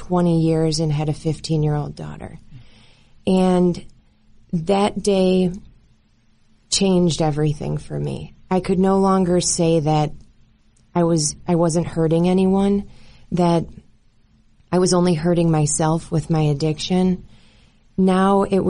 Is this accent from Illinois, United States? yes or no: yes; Chicago suburbs, Illinois, United States; moved away as an adult; now in Colorado, United States; I was born and raised in the Chicago suburbs